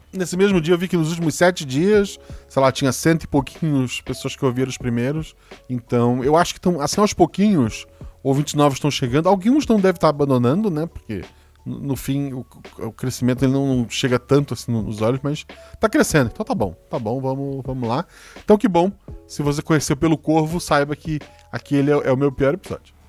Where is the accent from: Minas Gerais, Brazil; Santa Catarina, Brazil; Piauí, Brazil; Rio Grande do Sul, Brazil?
Santa Catarina, Brazil; Florianópolis; eu sou de Floripa